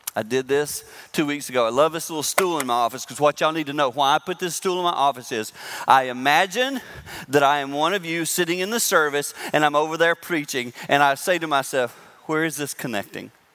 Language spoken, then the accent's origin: English; Six Mile, South Carolina, United States; now in Michigan, United States; I live in Michigan, but I grew up in South Carolina, a little town called Six Mile.